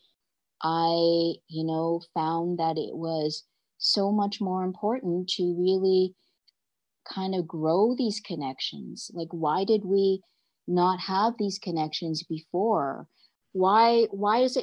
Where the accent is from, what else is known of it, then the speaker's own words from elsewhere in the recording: Canada; I'm Canadian